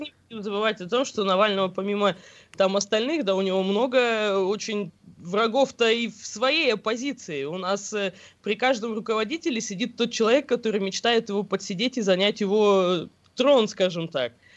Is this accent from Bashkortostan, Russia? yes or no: yes; Bashkortostan, Russia